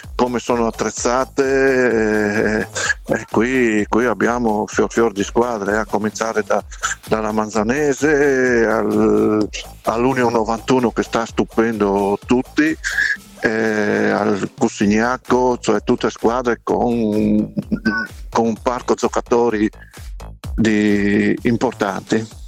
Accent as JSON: {"language": "Italian", "town": "Savorgnano", "region": "Friuli-Venezia Giulia", "country": "Italy", "said": "sono di Savorniano"}